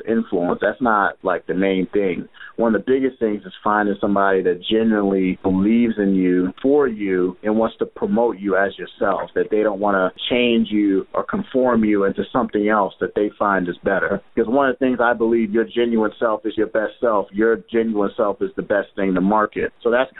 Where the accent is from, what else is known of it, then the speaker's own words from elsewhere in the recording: Indianapolis, Indiana, United States; now in Boston, United States; I'm from Indianapolis, Indiana